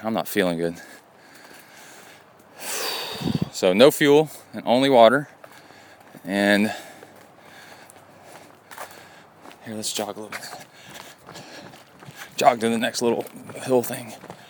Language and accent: English; Appalachia, United States; I guess it's all where you're from, because I grew up in the Appalachian, like, Smoky Mountain area.